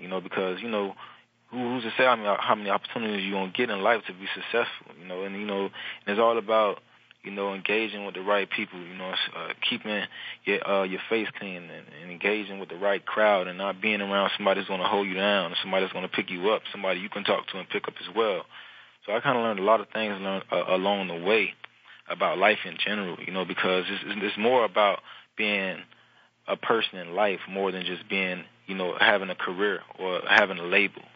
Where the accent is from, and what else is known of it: Miami, Florida, United States; born or raised there; moved away as an adult; now in New Orleans, United States